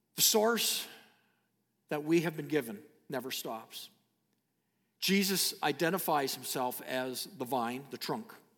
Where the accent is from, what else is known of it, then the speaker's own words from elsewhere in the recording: Canada; I am a Canadian citizen